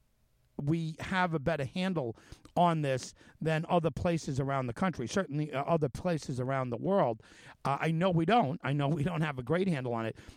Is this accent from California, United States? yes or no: no; Suffolk County, New York, United States; also born or lived in Manhattan; I was born in Manhattan, and my family moved out here when I was about 2. So it's Suffolk is what I know of growing up